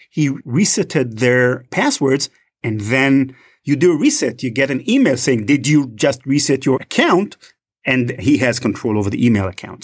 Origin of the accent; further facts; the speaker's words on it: Israel; accent: Israeli; I'm originally from Israel, as may, some of you may be noticing from my accent.